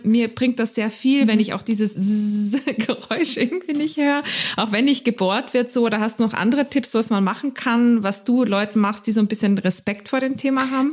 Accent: Carinthia, Austria; accent: Carinthian; moved away; ich bin ja Österreicherin, weißt du, deswegen ist es ja für mich immer, wenn ich da bin, dann rede ich aber kärntnerisch mit dir

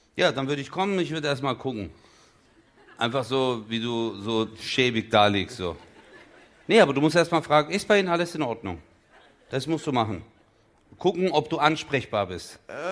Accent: Çarşamba, Samsun, Turkey; da wo ich herkomme in der Türkei

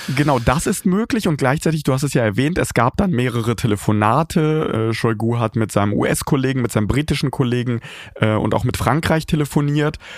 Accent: Kharkiv, Kharkiv Oblast, Ukraine; now in Kyiv, Ukraine; Kharkiv, meine Geburtsstadt

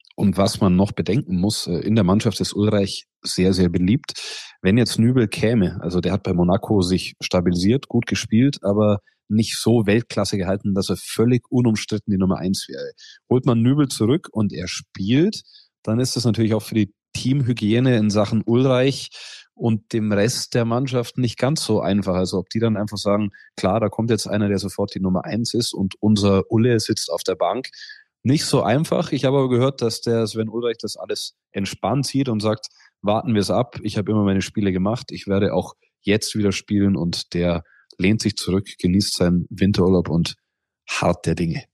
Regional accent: Bavaria, Germany; bei uns in Bayern

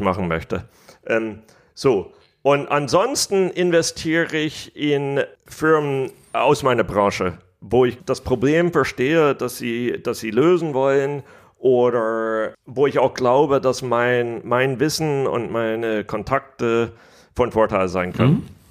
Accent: United States; accent: American; German is a second language; moved away; also born or lived in Germany; Ich bin hauptsächlich in Amerika aufgewachsen

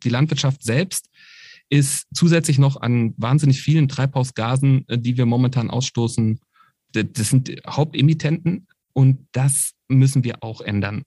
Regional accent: Berlin, Germany; ich komme aus Berlin, das heißt Brandenburg ist die direkte Umgebung gewesen

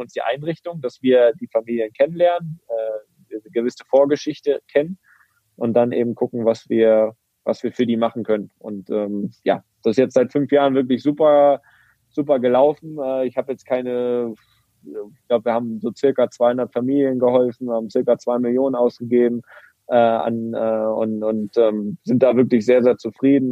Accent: Greifswald, Mecklenburg-Vorpommern, Germany; moved away; in Greifswald in meiner Heimat

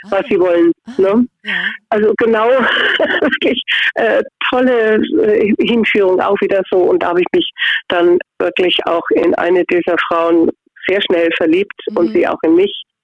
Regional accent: Augsburg, Bavaria, Germany; ich bin aus Augsburg auch eine Augsburgerin.

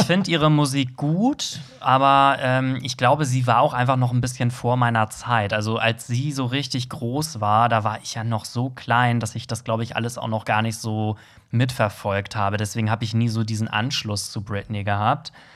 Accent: Germany; als Deutscher

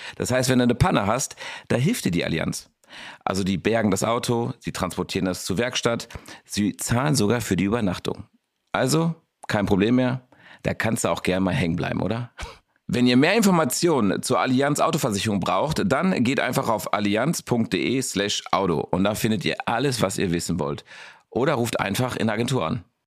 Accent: Dortmund, North Rhine-Westphalia, Germany; in unserem Westfalenstein

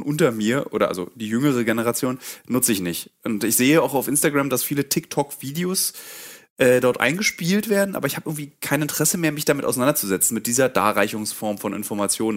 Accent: Germany; als Deutsche

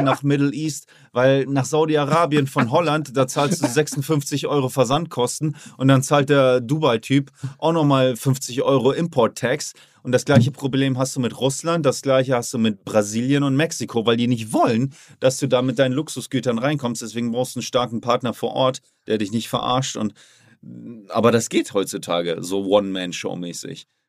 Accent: Oldenburg, Lower Saxony, Germany; now in Miami, United States; ich komme zurück in meine Heimat, da wo ich klein war und nichts hatte

